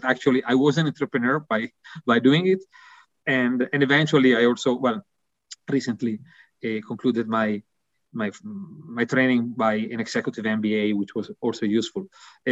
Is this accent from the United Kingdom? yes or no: no; Italy; accent: Italian; English is a second language; also born or lived in Milan; my accent, I think, is quite clear, really Italian